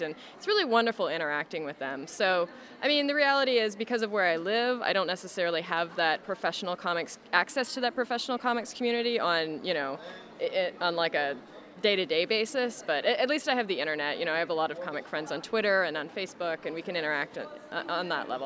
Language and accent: English; Canada; as a Canadian